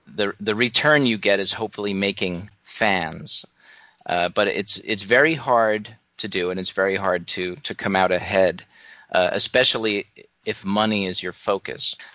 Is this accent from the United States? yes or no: yes; Atlantic Highlands, New Jersey, United States; I grew up in Atlantic Highlands, New Jersey.